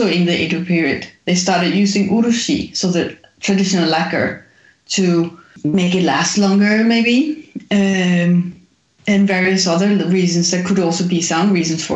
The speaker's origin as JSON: {"language": "English", "country": "Denmark", "tie": "born or raised there", "said": "I grew up in Denmark"}